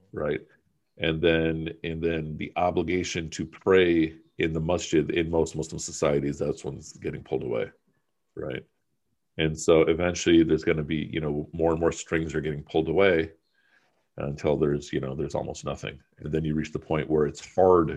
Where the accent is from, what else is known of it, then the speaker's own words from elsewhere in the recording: United States; also born or lived in Pakistan; I went to high school here, my sister went to high school there, so forth, so on, to emphasize that I'm about as close to being a son of the soil as possible, even though I was born in Pakistan